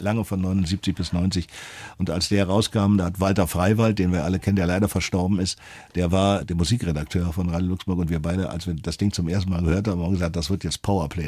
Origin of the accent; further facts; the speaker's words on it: Berlin, Germany; bin dann in Westberlin aufgewachsen